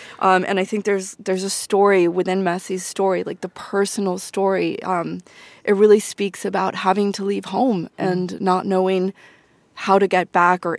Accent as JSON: {"language": "English", "country": "Argentina", "said": "I'm from Argentina, by the way."}